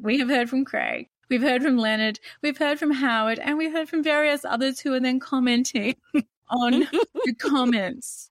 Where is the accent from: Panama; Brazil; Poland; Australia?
Australia